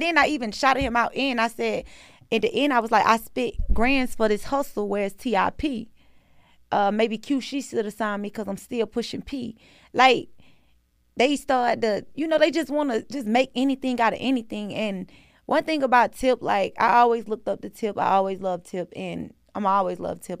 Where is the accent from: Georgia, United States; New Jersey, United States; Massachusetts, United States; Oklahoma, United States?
Georgia, United States; Atlanta; I'm from Atlanta